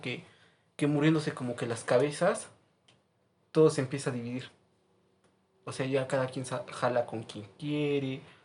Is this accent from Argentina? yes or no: no; Orizaba, Veracruz, Mexico; now in Puebla, Mexico; soy de allá, de Orizaba, Veracruz también